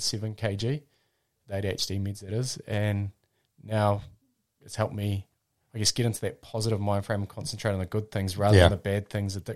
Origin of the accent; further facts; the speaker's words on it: Wairarapa, Napier, Hawke's Bay, Wellington, New Zealand; I was born in the Wairarapa and lived there till the age of 10, and then we moved to Napier